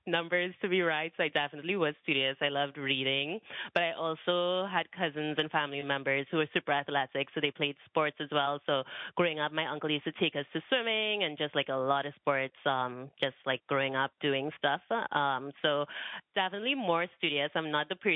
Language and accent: English; Trinidad & Tobago; I grew up in Trinidad and Tobago, so it's a small island.